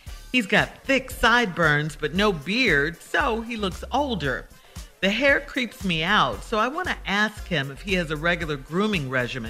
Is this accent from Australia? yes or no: no; the South, United States; accent: Southern drawl; I'm from the South, and I have a Southern drawl, and she called me a country bumpkin the other day.